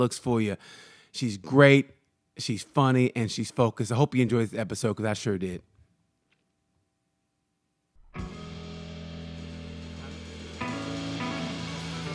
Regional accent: Muskogee, Oklahoma, United States; I grew up in Muskogee, Oklahoma

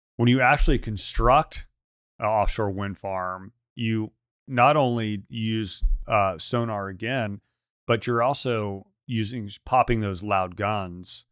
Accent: the South, United States; I'm from the South

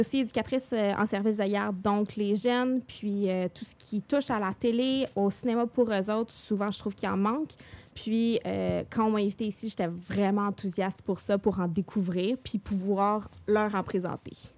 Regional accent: Montreal, Quebec, Canada; je viens de Montréal.

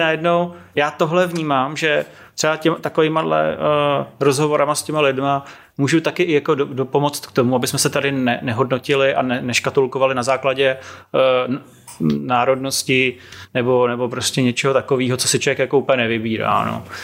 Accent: Prague, Czechia; born or raised there; also born or lived in Serbia

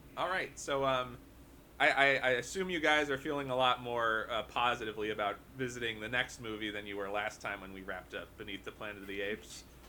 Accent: Hoboken, New Jersey, United States; here in my hometown of Hoboken

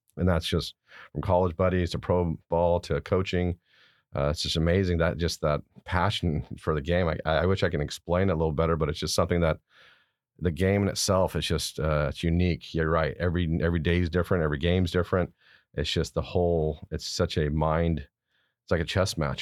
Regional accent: Garden Grove, California, United States; also born or lived in Stuttgart, Germany; I was born in Stuttgart, Germany. My dad's stationed there in the Army. I was away there for a couple of years. But we came back and I grew up in Garden Grove, California.

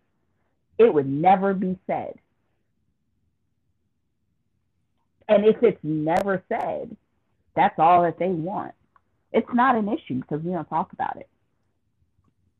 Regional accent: United States; I consider myself an American

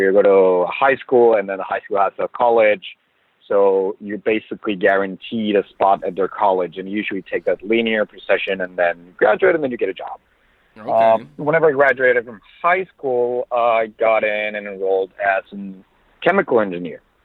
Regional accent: Monterrey, Nuevo León, Mexico; English is a second language; moved away as an adult; now in United States; I was born originally in Monterrey, Mexico, so that's basically three hours south from Laredo

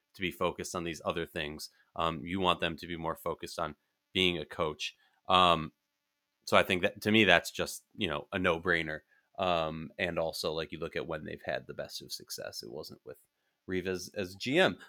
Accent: Minnesota, United States; in Minnesota, my, uh, my hometown, where, where I'm from

